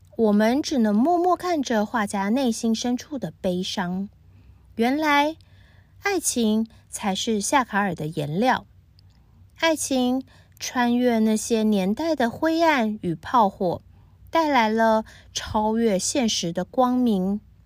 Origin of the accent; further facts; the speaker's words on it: Taiwan; now in Hong Kong; 我是住在香港的台湾人